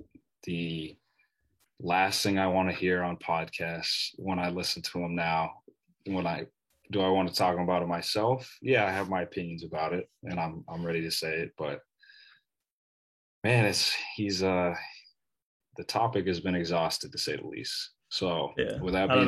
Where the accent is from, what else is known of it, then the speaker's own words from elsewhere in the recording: Boston, Massachusetts, United States; my hometown, Boston